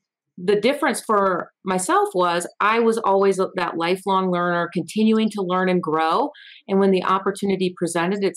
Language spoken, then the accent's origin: English; Eau Claire, Wisconsin, United States; moved away as an adult; also born or lived in Florida / Los Angeles, California; now in Colorado Springs, United States; I grew up in Eau Claire, Wisconsin